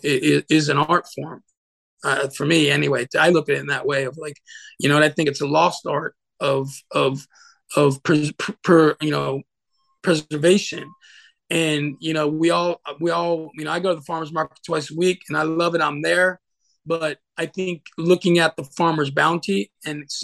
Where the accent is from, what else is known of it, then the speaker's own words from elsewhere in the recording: New York, United States; moved away as an adult; also born or lived in Santa Fe, New Mexico; now in Phoenix, United States; growing up in New York